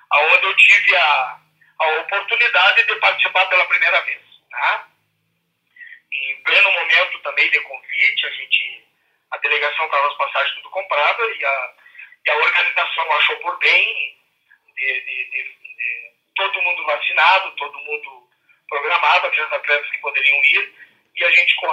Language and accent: Portuguese; Santana do Livramento, Rio Grande do Sul, Brazil; moved away; na cidade de Livramento, que é a minha terra natal.